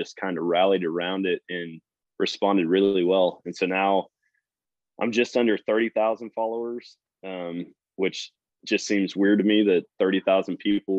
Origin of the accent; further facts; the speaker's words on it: Wisconsin, United States; moved away as an adult; now in Missouri, United States; I grew up in Wisconsin, started hunting up there